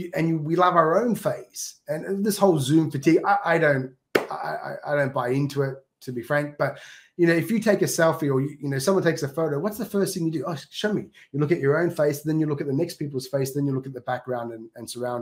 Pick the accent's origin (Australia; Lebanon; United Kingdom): Australia; accent: Australian; now in Japan; go back to Australia, everyone says, why are you speaking funny? You know, because I've toned down my Australian accent but within like a day, I'm talking Aussie.